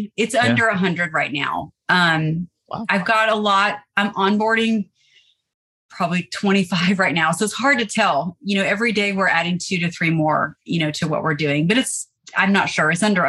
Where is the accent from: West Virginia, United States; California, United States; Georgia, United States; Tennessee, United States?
Tennessee, United States; Nashville; now in Savannah, United States; I'm originally from Nashville, Tennessee. And I've been in Savannah about 20 years. I've lived all over the world, but I belong in the South.